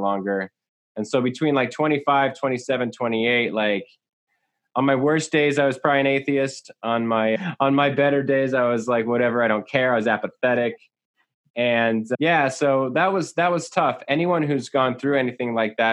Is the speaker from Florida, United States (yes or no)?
no; San Jose and Santa Cruz area, California, United States; I grew up in San Jose and Santa Cruz area in Bay Area and just south of the Bay Area in California